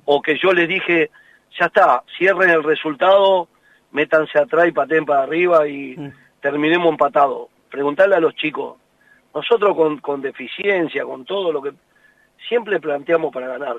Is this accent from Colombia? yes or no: no; Argentina; nosotros somos así, los argentinos, por todos, yo me incluyo